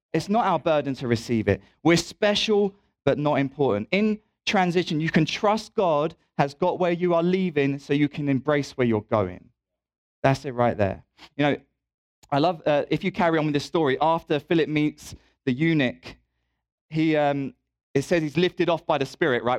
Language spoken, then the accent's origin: English; England, United Kingdom; moved away as an adult; now in Louisville, United States; I'm also British